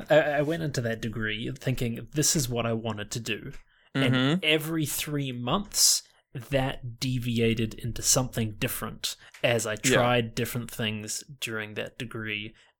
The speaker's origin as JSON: {"language": "English", "country": "New Zealand", "tie": "born or raised there", "also_born_or_lived": "Canada", "said": "I was born in New Zealand. Then I did like all of my grade school in Canada, like grade 1 to grade 7. Then I did like grade 8 all of high school back in New Zealand."}